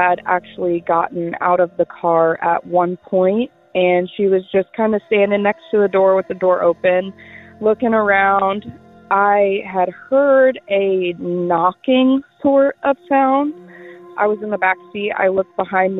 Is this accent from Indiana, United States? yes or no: yes; Indiana, United States; I'm from Indiana